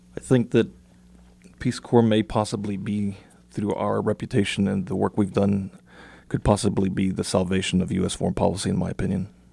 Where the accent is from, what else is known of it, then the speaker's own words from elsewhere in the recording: South Texas, United States; Growing up in South Texas wasn't very much different from growing up, uh, from serving in, in rural Paraguay. I grew up in a homogenous Mexican community